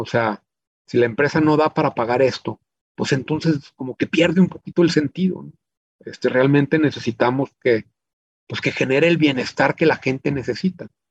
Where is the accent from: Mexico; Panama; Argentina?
Mexico; Chihuahua; also born or lived in United States / Monterrey; yo soy originario de Chihuahua, México, la ciudad en la que he vivido pues, la mayor parte de mi vida.